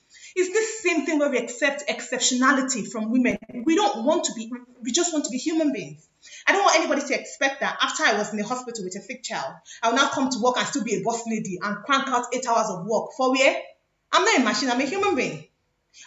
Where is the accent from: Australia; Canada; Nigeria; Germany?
Nigeria; by virtue of being Nigerians